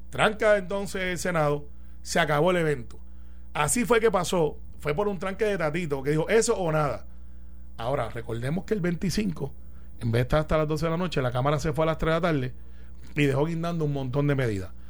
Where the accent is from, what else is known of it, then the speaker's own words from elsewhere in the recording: Puerto Rico; yo soy el, como muchos puertorriqueños